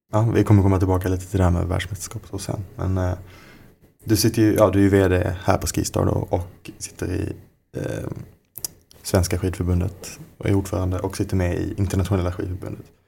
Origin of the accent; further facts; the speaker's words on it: Skåne, Sweden; Jag kommer ju från Skåne, som man kanske hör.